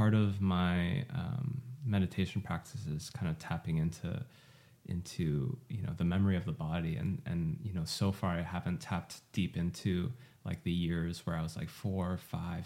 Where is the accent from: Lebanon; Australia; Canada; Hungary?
Canada; Montreal, Quebec; also born or lived in Seoul, South Korea / Vancouver, Canada; I was born in Korea and then moved to Montreal when I was 4